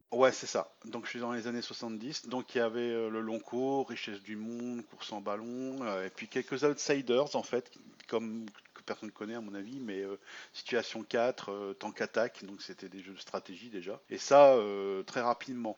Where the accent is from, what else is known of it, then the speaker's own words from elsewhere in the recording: Ch'ti, Hauts-de-France, France; moved away as an adult; now in Marne, France; je suis ch'ti d'origine